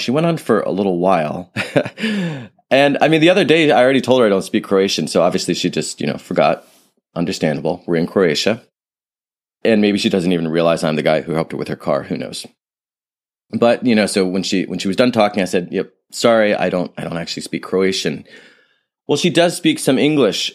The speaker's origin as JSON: {"language": "English", "town": "San Francisco", "region": "California", "country": "United States", "said": "I'm from San Francisco"}